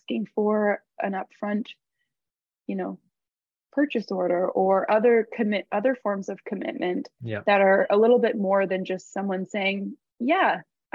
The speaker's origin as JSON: {"language": "English", "country": "Canada", "said": "we're Canadian"}